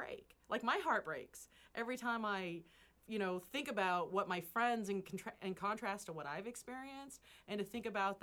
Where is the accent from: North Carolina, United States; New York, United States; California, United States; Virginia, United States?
California, United States; Central Valley; first language English; I grew up in the Central Valley